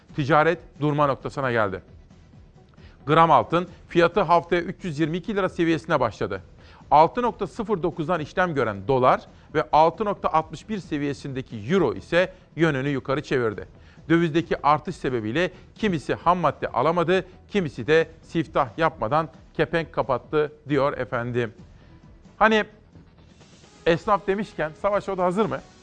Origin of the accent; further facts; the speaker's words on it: Simav, Kütahya, Turkey; moved away as an adult; also born or lived in Ankara; now in Istanbul, Turkey; Ben Kütahya Simavlıyım. Ben 48 yaşındayım efendim. 1972 doğumluyum. 1989'a kadar Simav'da yaşadım.